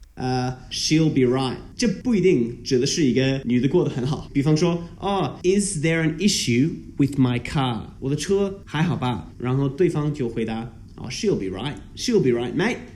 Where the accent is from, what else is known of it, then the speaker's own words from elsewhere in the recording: Melbourne, Victoria, Australia; first language English; Chinese is a second language; 我是一个澳洲人，我从小在全世界最宜居住的城市，啊，我在浙江墨尔本长大